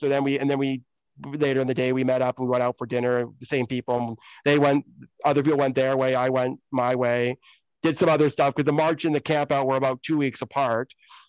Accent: Oxford, South East England, United Kingdom; born there; And so I actually was born in the UK. Like, I was born in Oxford, England, in the UK.

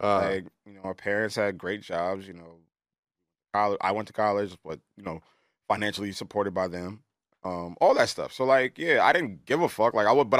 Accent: Princeton, New Jersey, United States; I grew up in Princeton, New Jersey. I mean, it was like the borderline of Princeton and South Brunswick.

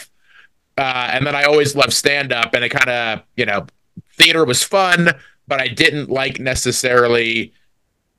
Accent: DeMotte, Indiana, United States; I grew up in a real small town called DeMott, Indiana

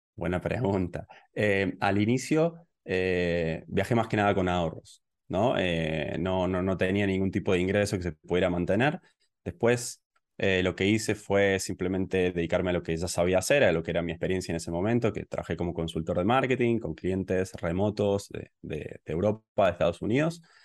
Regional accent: Córdoba, Argentina; moved away as an adult; now in Tbilisi, Georgia; yo soy originalmente de Córdoba, de Argentina, y en el 2015, eh, bueno, me fui del país y empecé a viajar

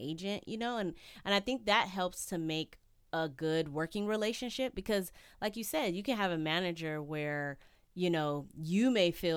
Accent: California, United States; I'm from California, been here all my life

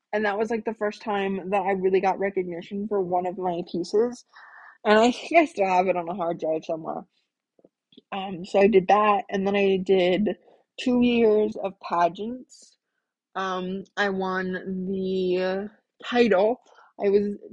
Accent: Iowa Falls, Iowa, United States; now in Waukee, United States; growing up in Iowa Falls, that was a town of 5,000 people.

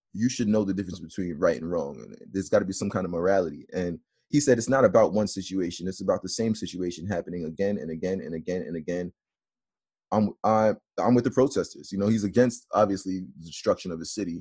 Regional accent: New York, United States; I'm from New York. We've been on lockdown for a while now. I'm here right now in Brooklyn

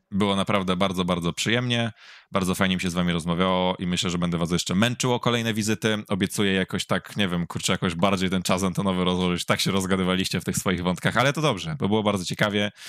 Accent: Poznań, Greater Poland, Poland; ja będąc poznaniakiem rodzonym

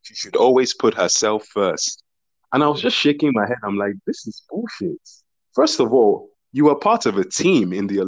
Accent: Nigeria; as a Nigerian

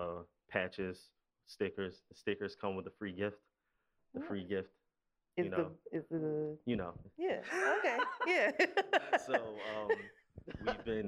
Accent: Philadelphia, Pennsylvania, United States; I'm from West Philly. I actually went to school up the street from here at Ben Franklin

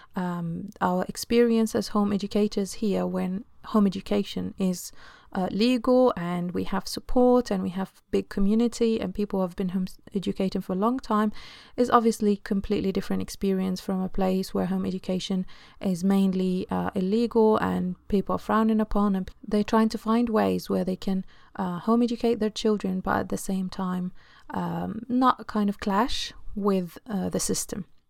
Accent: Egypt; now in London, United Kingdom; I come from Egypt, and I live now in London, U K.

